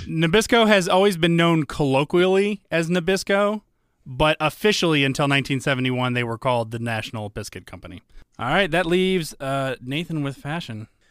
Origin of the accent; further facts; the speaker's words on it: Georgia, United States; also born or lived in Des Moines, Iowa; Adam and I, though we were raised in Georgia, both of us were born in Des Moines, Iowa